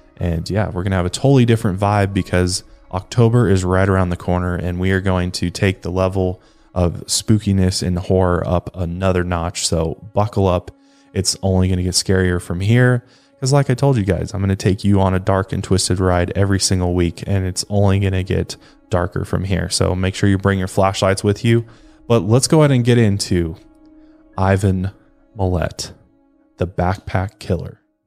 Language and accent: English; United States; being American going to Australia